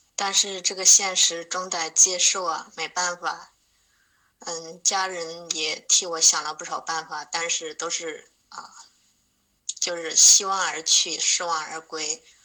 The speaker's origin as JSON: {"language": "Chinese", "region": "Hubei", "country": "China", "said": "我是来自湖北的…"}